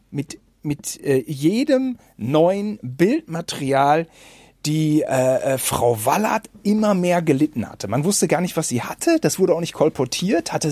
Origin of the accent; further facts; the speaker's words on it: North Rhine-Westphalia, Germany; wir kommen aus Bielefeld-Gütersloh. Wir hatten auch damals die Oetker-Entführung natürlich miterlebt und mit unserer Oma nachgespielt